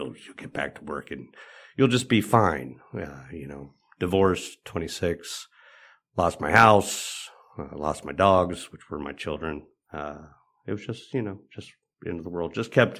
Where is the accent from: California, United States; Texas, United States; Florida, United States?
California, United States; Los Angeles; I grew up in Los Angeles, California, in a town called Van Nuys, California.